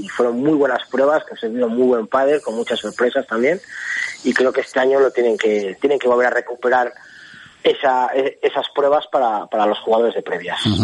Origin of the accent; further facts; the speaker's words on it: Valladolid, Castile and León, Spain; el equipo de mi tierra, que fue la Real Sociedad Cívica de Valladolid